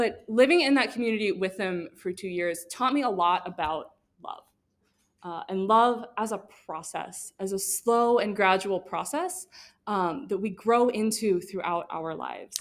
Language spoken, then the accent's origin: English; Missouri, United States; I'm from Missouri